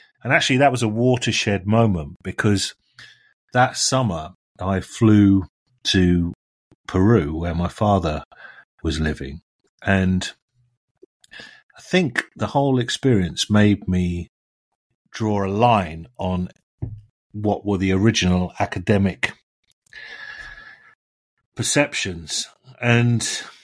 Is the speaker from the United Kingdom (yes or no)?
yes; Chessington, London, United Kingdom; I grew up in Chessington, home of the zoo, the World of Adventures